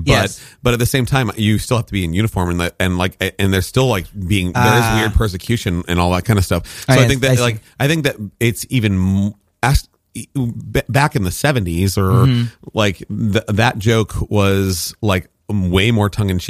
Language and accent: English; Deep South, United States; I'm from the Deep South.